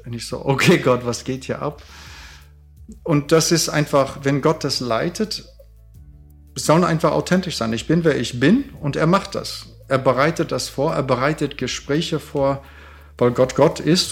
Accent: Canada; now in Germany; Ich bin Kanadier

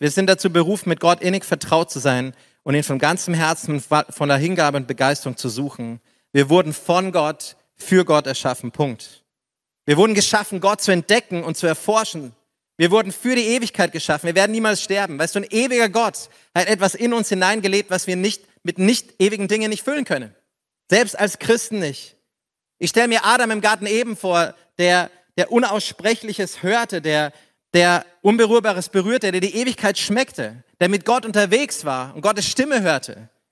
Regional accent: Upper Palatinate, Bavaria, Germany; ich komme aus der Oberpfalz.

